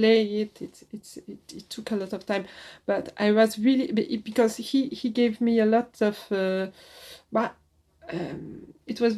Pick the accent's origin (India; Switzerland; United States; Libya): Switzerland; moved away as an adult; also born or lived in Paris, France; now in France; I was in Switzerland. I was born in Switzerland.